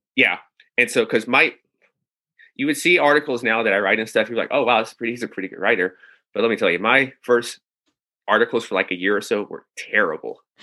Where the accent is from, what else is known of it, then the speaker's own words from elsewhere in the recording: Nashville, Tennessee, United States; moved away as an adult; also born or lived in New York City; I'm from Nashville, Tennessee